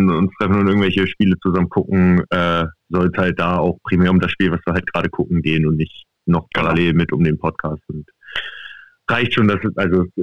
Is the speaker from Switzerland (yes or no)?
no; Cuxhaven, Lower Saxony, Germany; now in Bremen, Germany; ich bin gebürtiger Cuxhavener, also ich habe bis auf durch Marco nichts mit, mit, äh, mit, insofern zu tun gehabt, bis halt eben vor dreieinhalb Jahren, als ich eben nach Bremen gezogen bin